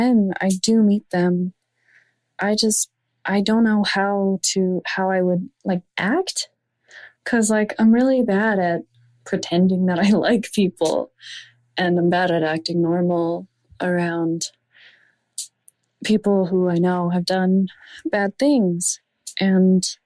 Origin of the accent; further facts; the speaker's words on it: Canada; I'm 18 years old. I'm from Canada